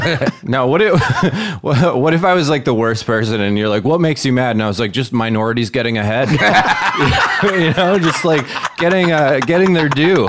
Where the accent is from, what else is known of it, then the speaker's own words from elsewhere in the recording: Wisconsin, United States; moved away; I'm from Wisconsin.